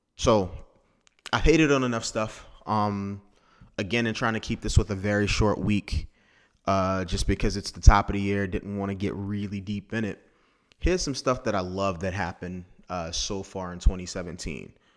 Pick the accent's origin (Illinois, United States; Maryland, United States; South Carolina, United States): Maryland, United States; Technically, I'm from Maryland.